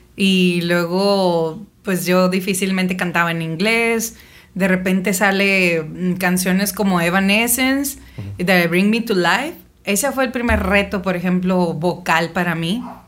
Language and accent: Spanish; Navojoa, Sonora, Mexico; now in Ensenada, Mexico; nací en Sonora, en Navojoa. Mis papás se conocieron en Álamos, pero hicieron vida en, en Navojoa.